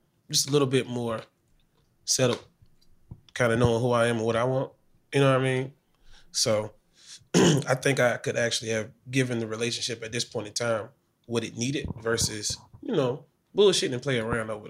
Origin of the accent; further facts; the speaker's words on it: South Carolina, United States; now in Charlotte, United States; I'm originally from South Carolina. Been in Charlotte since, 2007.